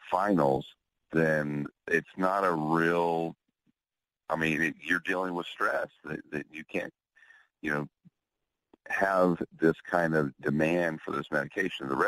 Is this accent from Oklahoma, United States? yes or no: yes; Oklahoma City, Oklahoma, United States; also born or lived in Houston; now in Austin, United States; I don't I don't live in Houston anymore, and we're in Austin, or I'm from Oklahoma City, and they won't you know, write me the script here because I'm here in Texas.